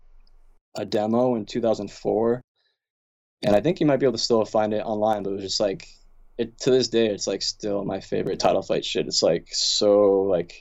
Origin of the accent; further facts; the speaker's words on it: Kingston, Pennsylvania, United States; also born or lived in Wilkes-Barre; I'm from Kingston